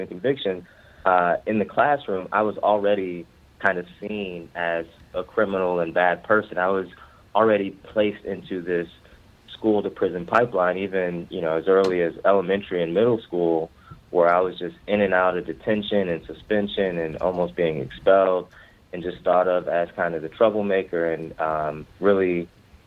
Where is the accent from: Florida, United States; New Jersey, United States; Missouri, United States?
Missouri, United States; Ferguson; now in Baltimore, United States; I'm from the Ferguson, Missouri area of North St. Louis